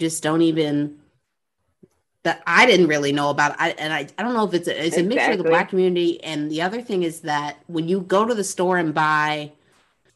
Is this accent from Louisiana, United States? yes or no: yes; New Orleans, Louisiana, United States; I'm from New Orleans